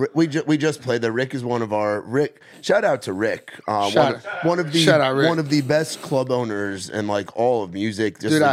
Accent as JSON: {"language": "English", "town": "New York City", "region": "New York", "country": "United States", "said": "I'm from New York. I'm Brooklyn."}